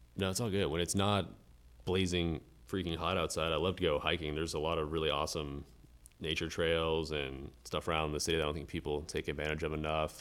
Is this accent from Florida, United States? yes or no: yes; Melbourne Beach, Florida, United States; moved away as an adult; now in Jacksonville, United States; I'm originally from West Palm Beach in South Florida and spent most of my life in Melbourne Beach and came up here for school.